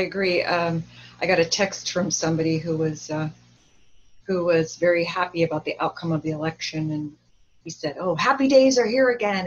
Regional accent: Orange County, California, United States; also born or lived in Hollywood; I grew up around a lot of Republicans because I grew up in Orange County

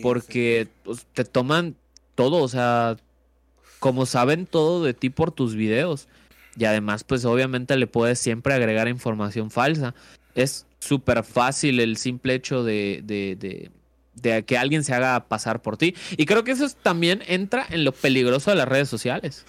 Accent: Valladolid, Yucatán, Mexico; mi tierra y pues fue un pueblillo, ¿no? Eh, un pueblillo llamado Valladolid

